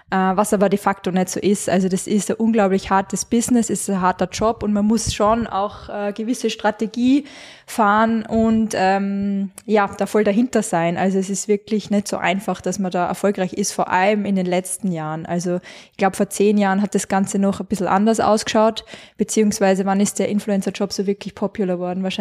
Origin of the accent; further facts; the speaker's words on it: Carinthia, Austria; now in Salzburg, Austria; Ähm, ich komme ursprünglich aus Kärnten, man hört es nur mehr manchmal, zum Glück.